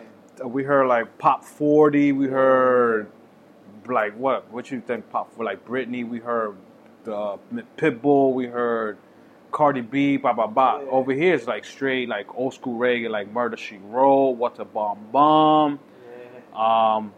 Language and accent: English; Boston, Massachusetts, United States; Oh, I'm from Boston. Oh, I guess it's an East Coast thing that we like the Henny shit.